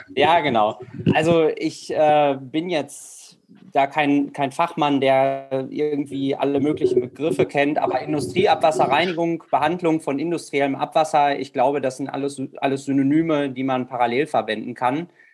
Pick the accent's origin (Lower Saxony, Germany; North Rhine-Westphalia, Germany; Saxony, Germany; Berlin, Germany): North Rhine-Westphalia, Germany; Rheine; ich komme aus Rheine, bin 30 Jahre alt